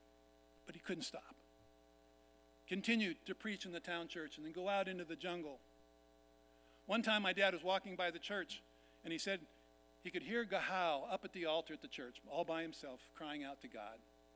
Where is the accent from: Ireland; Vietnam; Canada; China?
Vietnam; You heard that I was born and raised in Vietnam. My parents worked with the biggest tribe in Vietnam called the Jirai, lived up in the mountains.